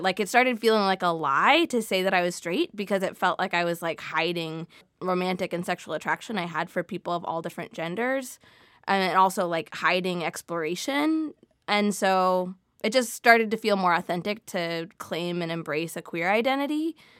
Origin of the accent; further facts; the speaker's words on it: Midwest, United States; I grew up in the Midwest where salad can include cream cheese and sugar and canned fruit